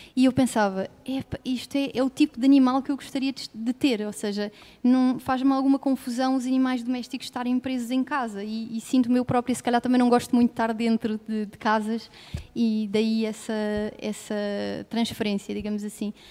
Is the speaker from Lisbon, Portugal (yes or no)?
yes; Lisbon, Portugal; Nasci em Lisboa